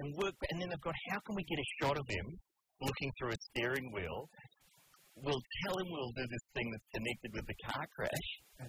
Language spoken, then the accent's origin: English; New Zealand; I'm from New Zealand.